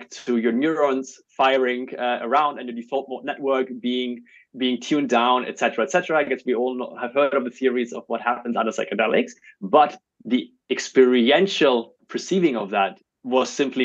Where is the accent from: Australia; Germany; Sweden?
Germany; also born or lived in Belarus; when I was very young, my family emigrated to Germany